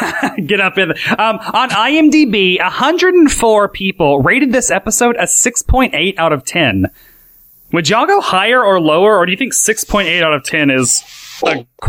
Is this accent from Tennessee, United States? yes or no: yes; Tennessee, United States; I mean, I'm from Tennessee.